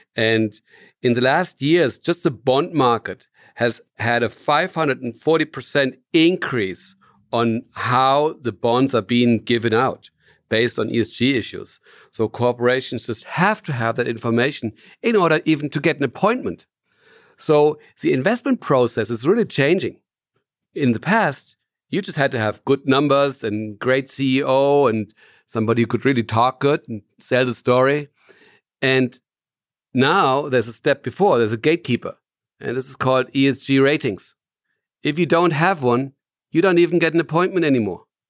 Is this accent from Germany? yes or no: yes; Germany; I'm from Germany, and I'm founder and C E O of Cometis